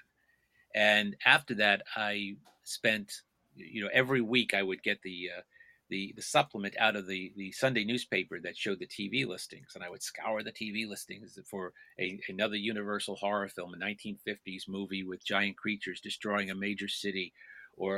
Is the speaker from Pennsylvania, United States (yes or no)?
no; New York area, United States; I grew up in New York, and in my misspent youth, the entertainment that we were given while I was growing up in the New York area